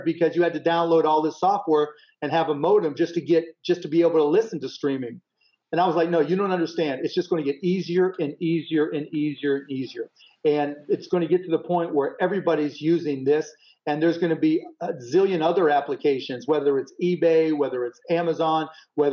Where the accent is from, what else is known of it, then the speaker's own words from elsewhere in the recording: Pittsburgh, Pennsylvania, United States; I grew up in Pittsburgh